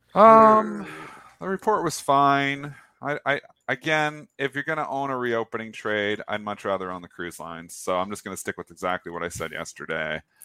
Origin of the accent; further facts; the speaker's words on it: Canada; I'm Canadian